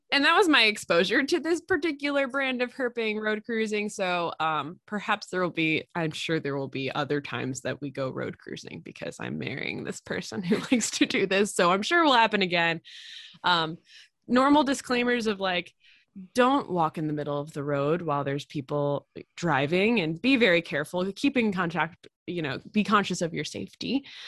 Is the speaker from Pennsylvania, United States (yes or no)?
yes; Pennsylvania, United States; I'm from Pennsylvania